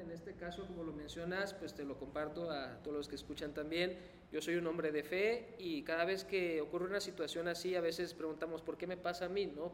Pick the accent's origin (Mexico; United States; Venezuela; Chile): Mexico; Soy mexicano